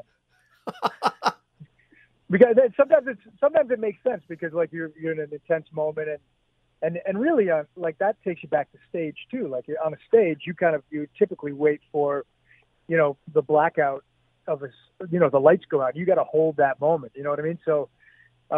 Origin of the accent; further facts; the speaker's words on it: Hamilton, Ontario, Canada; growing up in Hamilton, going to theater school